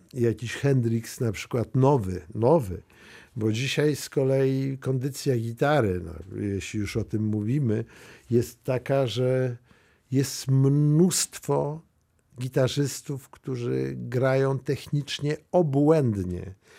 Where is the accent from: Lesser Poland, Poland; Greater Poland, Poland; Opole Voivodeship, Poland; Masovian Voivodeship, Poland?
Masovian Voivodeship, Poland; Mława; ja pochodzę z Muawy to jest mhm. małe miasto takie, e, już krańce Mazowsza.